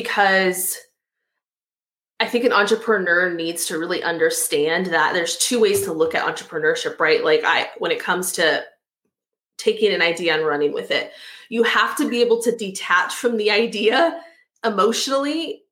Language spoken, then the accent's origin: English; Austin, Texas, United States; moved away; I grew up in Austin, Texas, and I went back there